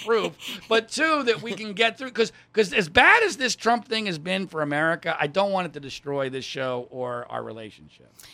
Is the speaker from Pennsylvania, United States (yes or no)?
yes; Pennsylvania, United States; moved away; also born or lived in Ohio / North Carolina / Florida / Virginia; I grew up in Pennsylvania, I've lived in Ohio, I've lived in North Carolina, I've lived in Florida, I've lived in Virginia